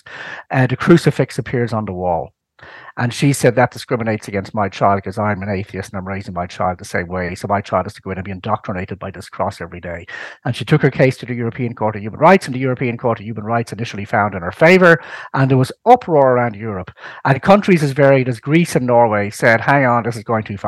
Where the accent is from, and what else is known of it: Ireland